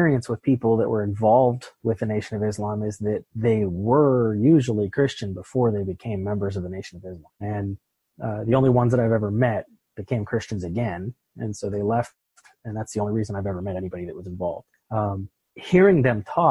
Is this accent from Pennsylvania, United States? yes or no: yes; Pittsburgh, Pennsylvania, United States; moved away; I'm originally from Pittsburgh